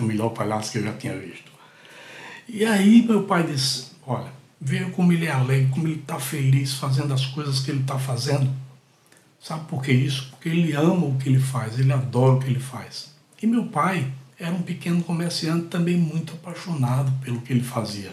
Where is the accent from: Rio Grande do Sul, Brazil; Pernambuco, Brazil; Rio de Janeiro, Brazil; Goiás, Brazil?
Pernambuco, Brazil; Catende; now in Recife, Brazil; Catende, uma cidadezinha que fica a 130 quilômetros aqui de Recife, que é a cidade onde eu nasci. Eu nasci em Catende, sou catendense.